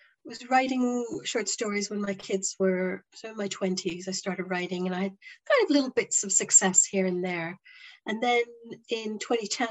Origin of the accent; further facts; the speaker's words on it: Canada; moved away as an adult; also born or lived in Toronto; now in Plymouth, United Kingdom; I'm originally from Canada